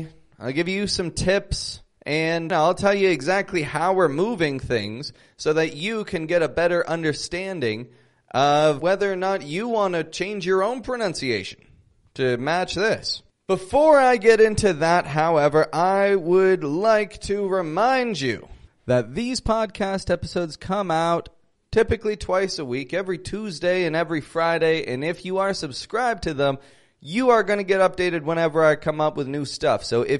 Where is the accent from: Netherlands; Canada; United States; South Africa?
Canada; Toronto, Ontario; I'm from Toronto, Canada, and I want to teach you things.